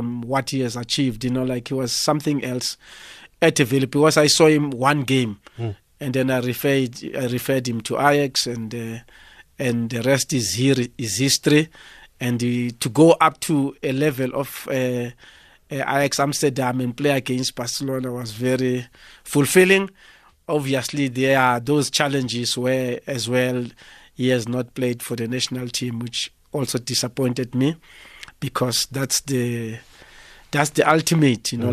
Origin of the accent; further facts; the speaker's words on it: Soweto, Gauteng, South Africa; I'm originally born and brought up in Sinawane